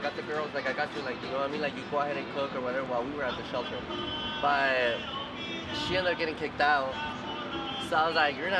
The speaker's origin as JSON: {"language": "English", "town": "El Paso", "region": "Texas", "country": "United States", "also_born_or_lived": "Vail, Colorado / Dillon, Colorado", "moved": "yes", "lives_now": "Denver, United States", "said": "I'm from originally from El Paso, Texas."}